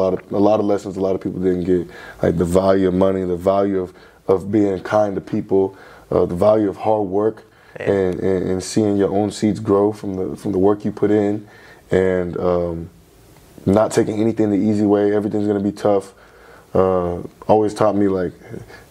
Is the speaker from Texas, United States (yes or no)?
yes; Texas, United States; also born or lived in Michigan, United States; now in Louisville, United States; I was born in Michigan and moved to Austin when I was young